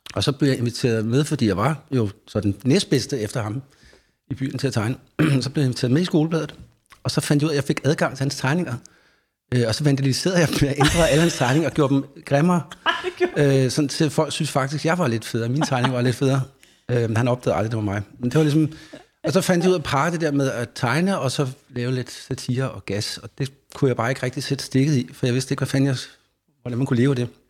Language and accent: Danish; Faxe, Zealand, Denmark; der var ikke så mange andre i den lille by, Faxe, hvor jeg er fra